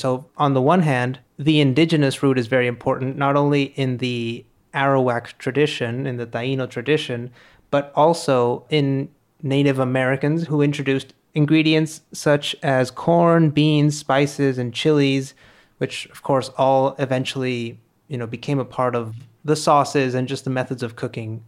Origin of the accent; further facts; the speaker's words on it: Monterrey, Nuevo León, Mexico; We're recording this in Monterrey, in my hometown